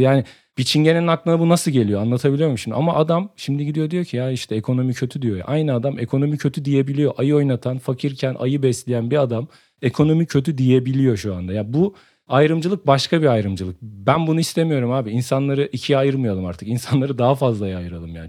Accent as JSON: {"language": "Turkish", "region": "Samsun", "country": "Turkey", "tie": "born or raised there", "said": "Ben Samsun'un Kadıköy mahallesinin Mis sokağında büyüdüm"}